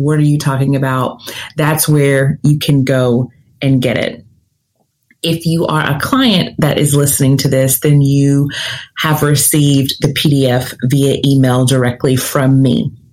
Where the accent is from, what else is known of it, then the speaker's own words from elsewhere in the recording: Nashville, Tennessee, United States; I'm from the South, I'm from Nashville, Tennessee, but I talk fast